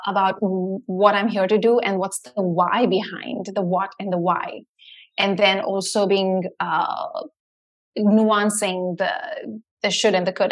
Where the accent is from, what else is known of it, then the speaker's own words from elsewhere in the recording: Mumbai, Maharashtra, India; moved away as an adult; now in United States; when I was like a teenager growing up in India